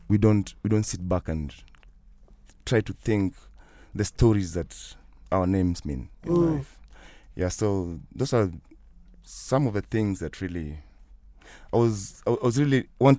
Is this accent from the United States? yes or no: no; Kenya; I'm from Kenya. I'm not from Africa.